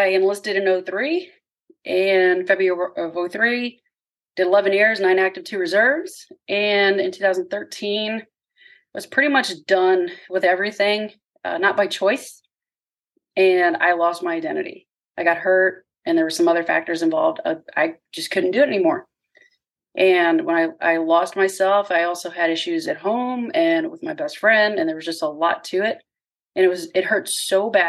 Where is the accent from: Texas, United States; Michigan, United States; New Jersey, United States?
Texas, United States; Corpus Christi; I grew up in Corpus Christi, Texas